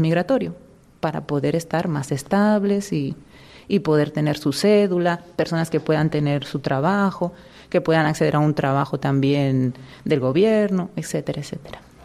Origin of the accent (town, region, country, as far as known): Valencian Community, Spain; moved away as an adult; now in Dominican Republic